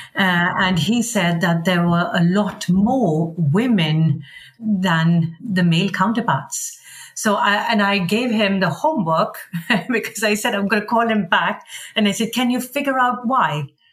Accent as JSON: {"language": "English", "country": "India", "moved": "yes", "lives_now": "Sweden", "said": "I'm Indian and I love India"}